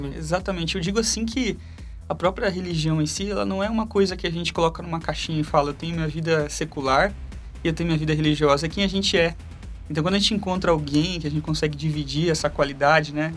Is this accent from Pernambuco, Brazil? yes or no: no; Bauru, São Paulo, Brazil; moved away as an adult; eu sou natural de Bauru, é, cresci em Bauru e com acho que 20, 24, 25 anos eu fui para São Paulo.